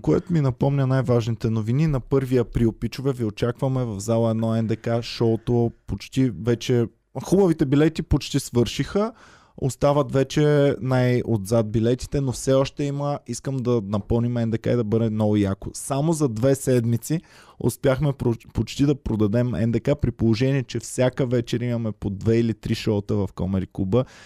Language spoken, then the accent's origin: Bulgarian; Bulgaria; аз като човек в българин